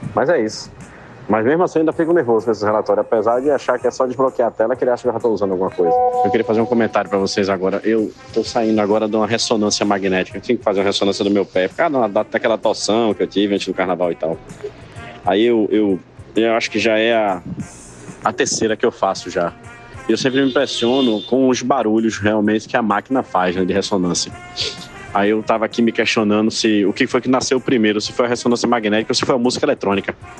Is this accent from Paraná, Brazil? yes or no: no; Guadalupe, Piauí, Brazil; eu nasci em Guadalupe, no Piauí